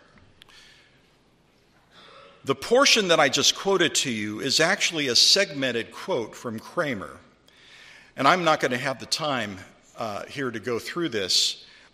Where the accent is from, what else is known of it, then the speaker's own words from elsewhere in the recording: California, United States; I was raised in California